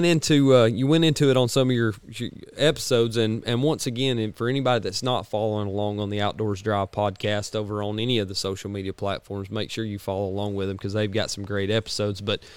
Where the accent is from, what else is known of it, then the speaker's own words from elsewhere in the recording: North Georgia, United States; we're coming from North Georgia